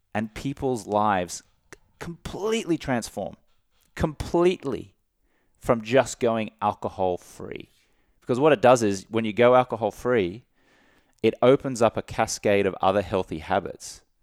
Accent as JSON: {"language": "English", "town": "Brisbane", "region": "Queensland", "country": "Australia", "tie": "born or raised there", "moved": "yes", "said": "I grew up in Australia, like we were just, just talking about, where drinking is so part of the culture."}